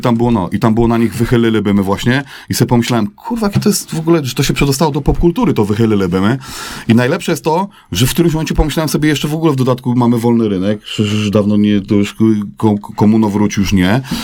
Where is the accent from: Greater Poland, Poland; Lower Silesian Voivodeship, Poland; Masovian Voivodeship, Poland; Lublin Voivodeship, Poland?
Lower Silesian Voivodeship, Poland; Wrocław; na Kozanowie, na naszym boisku do piłki nożnej